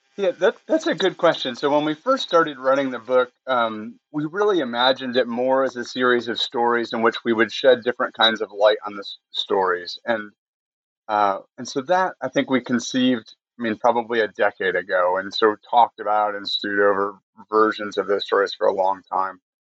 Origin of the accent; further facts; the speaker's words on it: Michigan, United States; moved away as an adult; also born or lived in Connecticut; now in North Carolina, United States; I grew up in Michigan, went to Kalamazoo College in Western Michigan